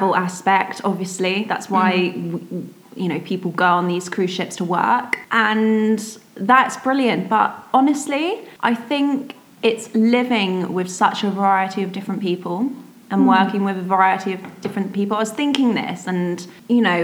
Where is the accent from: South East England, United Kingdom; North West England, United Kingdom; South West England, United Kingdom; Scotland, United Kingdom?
South East England, United Kingdom; Surrey; I'm from Surrey